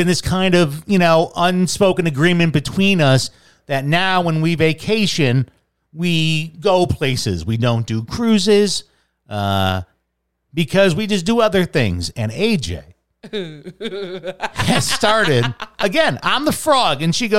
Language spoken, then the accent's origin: English; Fort Knox, Kentucky, United States; I'm an American citizen. Do you know I was born on Fort Knox?